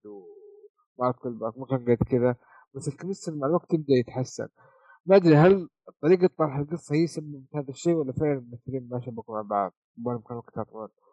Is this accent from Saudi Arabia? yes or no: yes; Saudi Arabia; عندنا في السعوديه